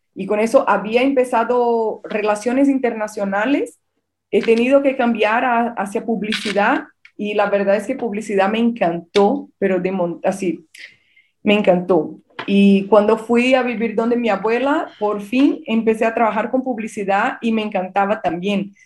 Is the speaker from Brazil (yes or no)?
yes; Brazil; accent: Brazilian; Spanish is a second language; moved away as an adult; also born or lived in Peru / Colombia / Rio de Janeiro, Brazil; now in Spain; soy de Brasil, como pueden ver por mi, por mi acento.